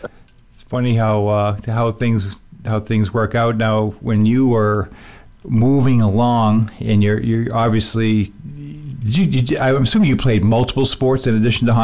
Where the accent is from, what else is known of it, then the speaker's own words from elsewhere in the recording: Worcester, Massachusetts, United States; growing up in Massachusetts, and I grew up in basically the same era, in the same area. I grew up in Worcester.